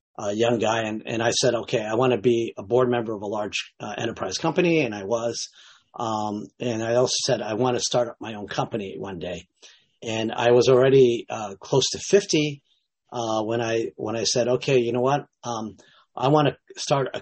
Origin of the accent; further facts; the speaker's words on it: United States; I was born in the States to Japanese parents, so Japanese-American